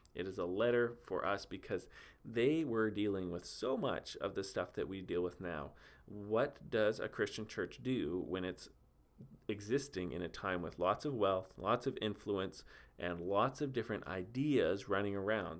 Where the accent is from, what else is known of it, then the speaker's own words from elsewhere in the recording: Steinbach, Manitoba, Canada; here in my hometown of Steinbach